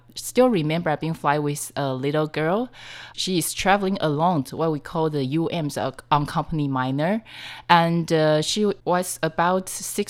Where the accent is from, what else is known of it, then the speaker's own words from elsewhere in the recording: Taipei, Taiwan; I'm from Taipei.